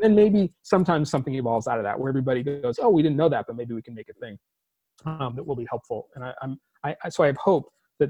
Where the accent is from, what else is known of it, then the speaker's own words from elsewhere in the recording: California, United States; I'm a Californian by birth and upbringing